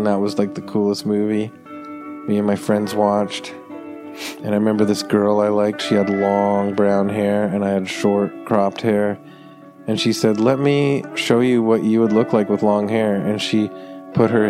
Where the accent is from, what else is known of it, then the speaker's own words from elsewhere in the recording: Toronto, Ontario, Canada; growing up in Toronto